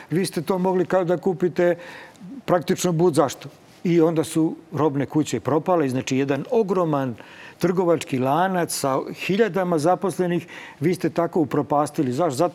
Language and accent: Croatian; Serbia; kod nas u Srbiji